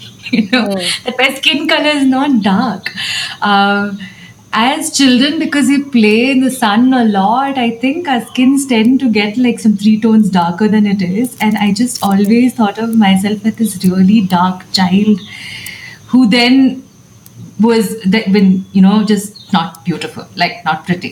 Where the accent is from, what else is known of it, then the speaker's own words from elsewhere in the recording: Abu Dhabi, United Arab Emirates; I grew up in Abu Dhabi